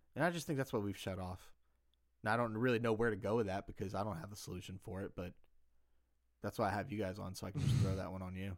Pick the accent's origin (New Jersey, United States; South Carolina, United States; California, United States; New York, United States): South Carolina, United States; moved away as an adult; also born or lived in Seattle; growing up in South Carolina